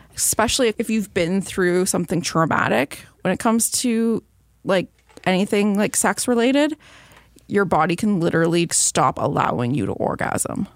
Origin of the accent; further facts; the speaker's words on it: Belleville, Ontario, Canada; my hometown